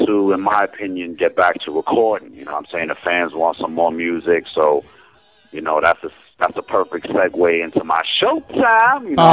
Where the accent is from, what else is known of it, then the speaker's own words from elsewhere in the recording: New Jersey, United States; I'm from Jersey.